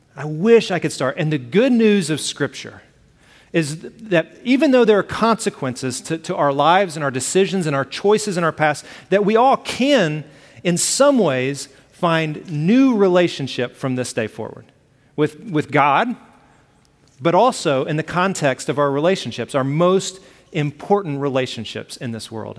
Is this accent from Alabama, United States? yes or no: yes; Alabama, United States; I grew up in Alabama. I use the word y'all